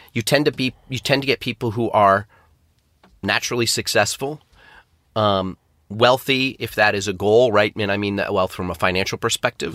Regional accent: Syracuse, New York, United States; moved away as an adult; now in London, United Kingdom; I'm originally from Syracuse, New York

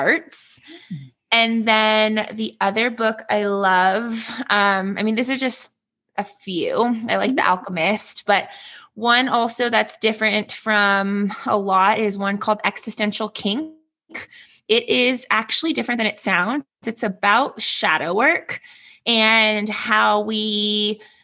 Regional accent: Redondo Beach, California, United States; now in Denver, United States; I am originally born and raised in Redondo Beach, California

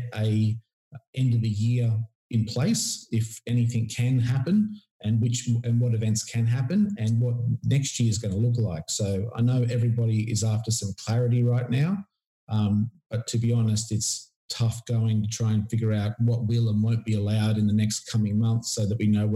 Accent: Port Macquarie, New South Wales, Australia; my hometown was Port Macquarie

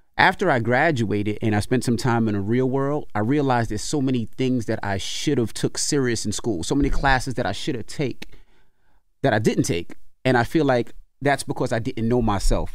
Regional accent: New York City, New York, United States; when I was a kid growing up in Queens

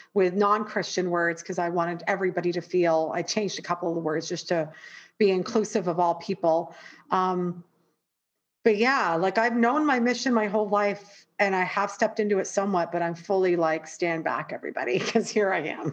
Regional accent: Toronto, Ontario, Canada; moved away as an adult; now in New York, United States; being raised in the most multicultural city in the world toronto and then living in New York

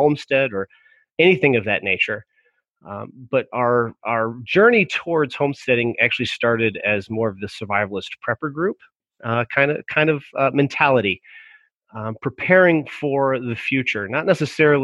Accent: Virginia, United States; moved away as an adult; also born or lived in Colorado; now in Michigan, United States; I'm originally from Virginia. We got married in Virginia and then moved up here

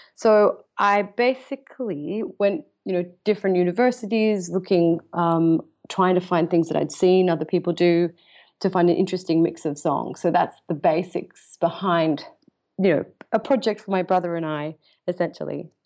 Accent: Australia; now in London, United Kingdom; I'm Australian born, so I, I go between the two

